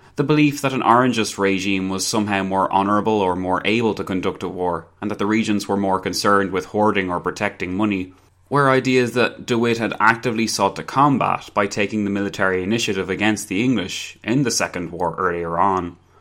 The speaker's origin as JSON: {"language": "English", "country": "Ireland", "said": "I'm Irish"}